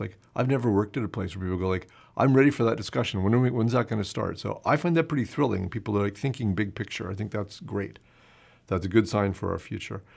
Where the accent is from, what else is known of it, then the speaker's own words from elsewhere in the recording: United States; moved away as an adult; now in Canada; it's the American in me